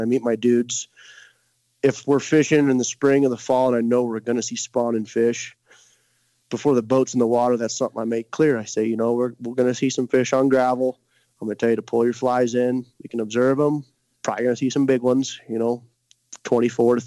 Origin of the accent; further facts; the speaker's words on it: Missouri, United States; moved away; I'm from Missouri, you know, as I said, and bow fishing and spear fishing kind of runs deep in my blood